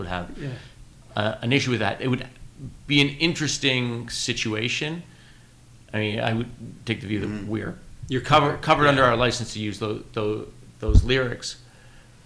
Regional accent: Canada; we're Canadian

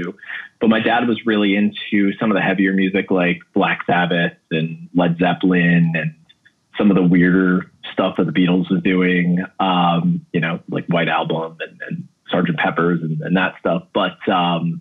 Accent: Williston Park, New York, United States; also born or lived in Queens, New York; my parents moved to Williston Park, which is right by Mineola in Nassau County, when I was in kindergarten going into first grade

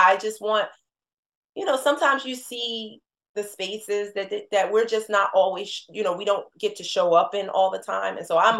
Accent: New Jersey, United States; She just exhibited in Newark, which was like going home, you know, we're from Jersey.

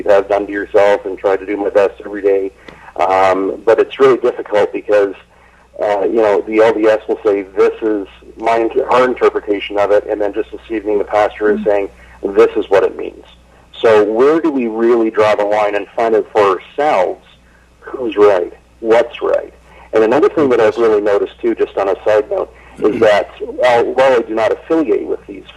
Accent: Canada; moved away as an adult; now in Orem, United States; I'm from Canada originally

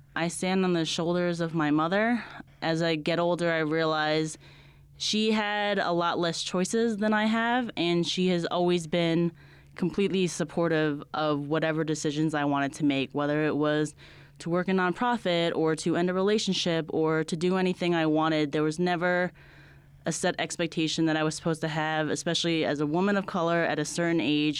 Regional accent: New Jersey, United States; moved away as an adult; also born or lived in Delaware / Brooklyn; now in Albuquerque, United States; I'm from New Jersey. I grew up in a small town outside Giant Stadium, a small suburb right outside New York City

